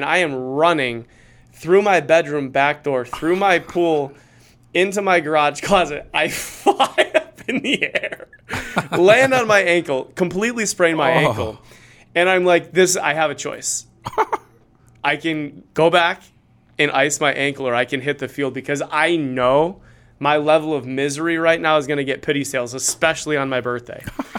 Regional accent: Cleveland, Ohio, United States; Football losses are easier to take. I'm from Cleveland.

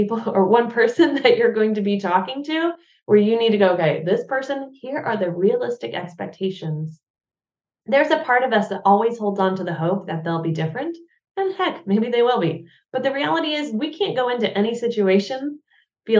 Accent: United States; now in Germany

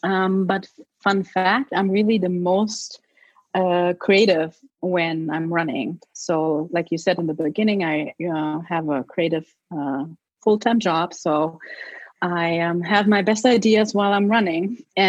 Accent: New York, United States; So going into New York, I was like, okay, this is fun. You know, it's my hometown. You know, all my friends are here.

